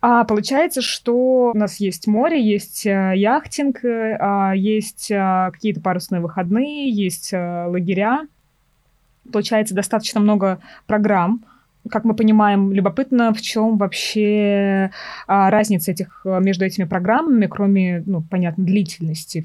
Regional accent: Tolyatti, Samara Oblast, Russia; когда росла в Тольятти

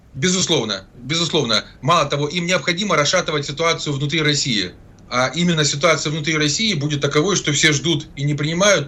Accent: Zaporizhzhia, Zaporizhzhia Oblast, Ukraine; moved away; достаточно близко к моей малой родине, временно оккупированному э, городу Запорожью

